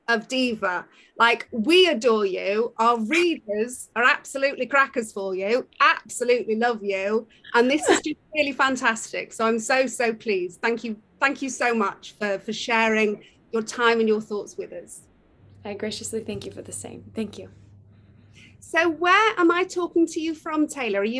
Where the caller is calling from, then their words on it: London, United Kingdom; I'm uh, dialing in live from uh, from London, from the UK.